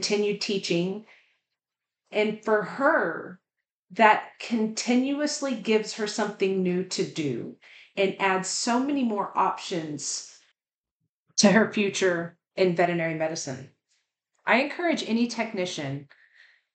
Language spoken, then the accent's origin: English; the South, United States; I'm from the South and have a little bit of an accent